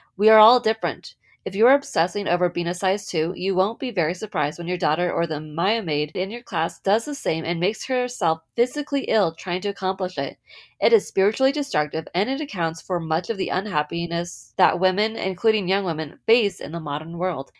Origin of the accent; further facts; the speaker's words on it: San Diego, California, United States; moved away; also born or lived in Utah; I grew up in California on the West Coast. Um, most of my memories are in San Diego